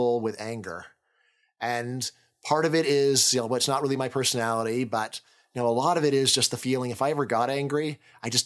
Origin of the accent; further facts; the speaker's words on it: California, United States; I'm from California